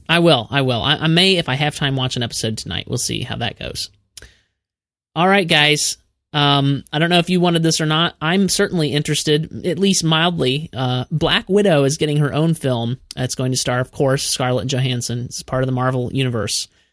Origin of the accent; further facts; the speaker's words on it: Peoria, Illinois, United States; now in Nashville, United States; I still consider myself a Midwesterner because I'm from originally Peoria, Illinois